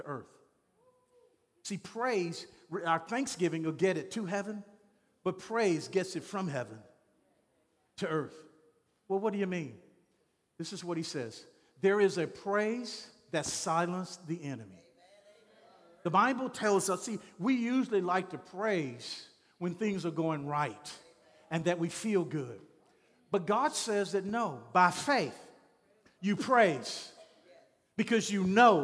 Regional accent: Shreveport, Louisiana, United States; I'm from Shreveport, Louisiana.

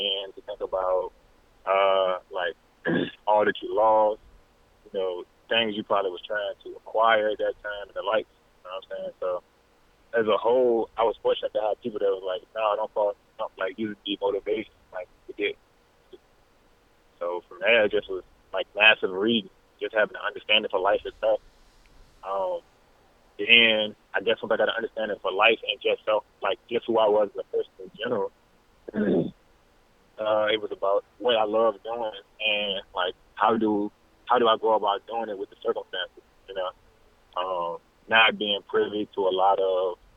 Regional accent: Petersburg, Virginia, United States; now in Charlottesville, United States; I'm from Petersburg, Virginia, but at this exact moment, I'm living in Charlottesville, Virginia

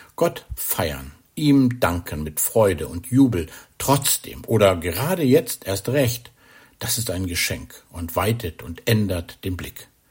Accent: Germany; bei uns in Deutschland

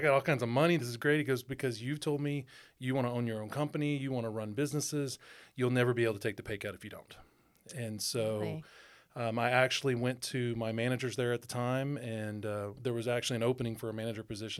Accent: Houston, Texas, United States; moved away as an adult; also born or lived in Austin, Texas / Albuquerque, New Mexico; I grew up in the Houston area, went to the school in Austin, and decided to stay in Austin to actually work for a builder there, David Weekly Homes.

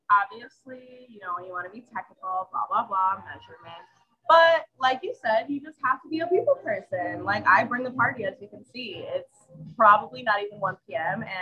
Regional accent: Bridgeport, Connecticut, United States; also born or lived in East Rock, New Haven; now in New Haven, United States; So actually, I grew up in Bridgeport

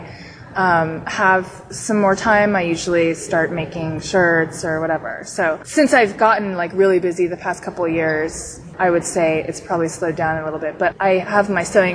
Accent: San Diego, California, United States; I'm 29. I grew up in San Diego with both of the Melissas.

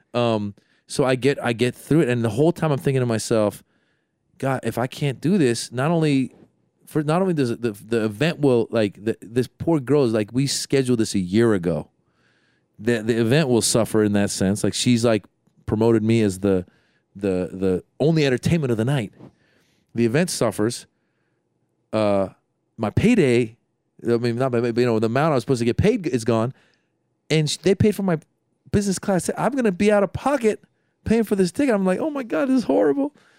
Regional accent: San Francisco Bay Area, California, United States; I'm from the Bay Area

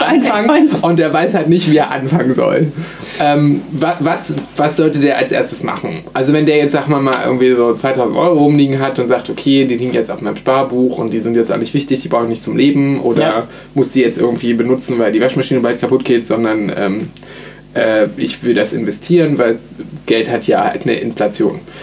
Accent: Berlin, Germany; Bei uns in Berlin

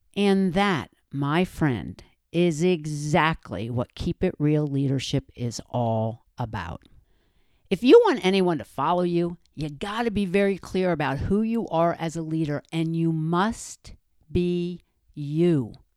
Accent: New Jersey, United States; I'm from Jersey, and that's the way we say it around there

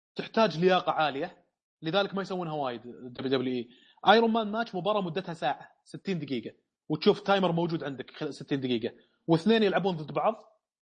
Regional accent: Saudi Arabia; عندنا في السعوديه

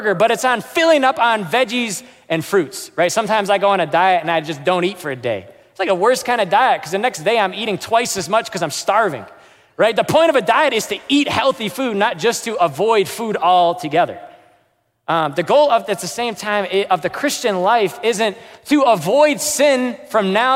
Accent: United States; I'm American.

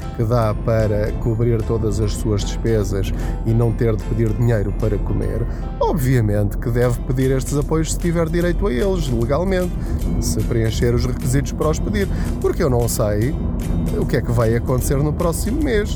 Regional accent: Portugal; enquanto portugueses

